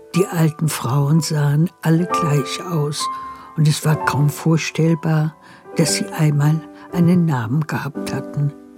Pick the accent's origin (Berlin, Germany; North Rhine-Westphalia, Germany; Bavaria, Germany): Berlin, Germany; moved away; fühle ich mich als Berlinerin